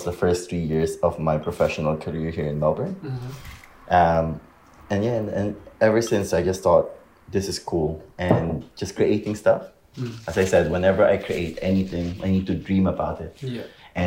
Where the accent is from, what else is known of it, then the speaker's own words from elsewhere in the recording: Philippines; I'm Filipino